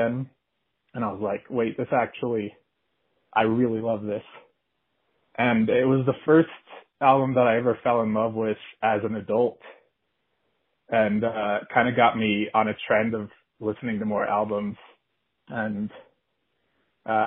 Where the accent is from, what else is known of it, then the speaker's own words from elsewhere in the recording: Colorado, United States; I'm from Colorado